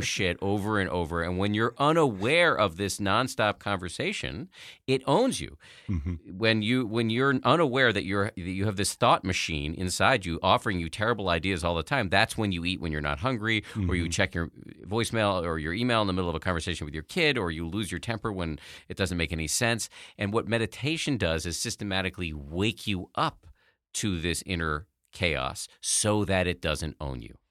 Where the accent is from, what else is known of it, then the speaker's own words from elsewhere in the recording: Massachusetts, United States; I was raised in the People's Republic of Massachusetts by a pair of atheist scientists